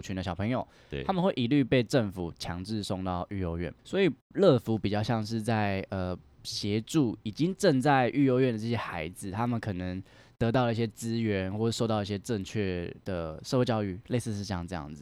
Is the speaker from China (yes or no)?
no; Keelung, Taiwan; 我来自一个基隆，非常算是小康，还不错啊， 就是生活还算美满